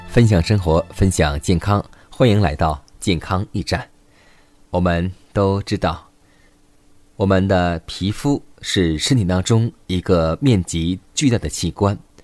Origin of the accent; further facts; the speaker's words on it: China; 我们中国人